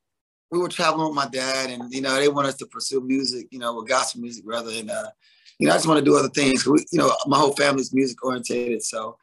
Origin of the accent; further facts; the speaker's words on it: North Carolina, United States; also born or lived in Hampton, Virginia; Me and Devontae are both born in Hampton, Virginia. So, yeah. A lot of people are from North Carolina, but we was raised in North Carolina